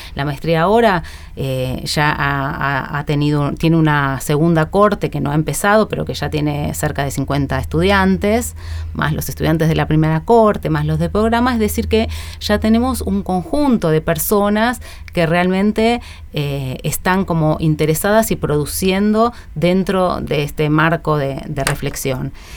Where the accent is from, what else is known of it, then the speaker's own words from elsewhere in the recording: San Antonio de Padua, Buenos Aires Province, Argentina; Mi infancia transcurrió en San Antonio de Padua, en el conurbano oeste